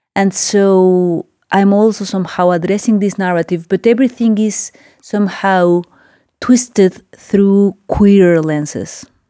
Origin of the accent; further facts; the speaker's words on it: Mexico City, Mexico; moved away as an adult; also born or lived in Oaxaca; I live for some years now in Oaxaca. I'm originally from Mexico City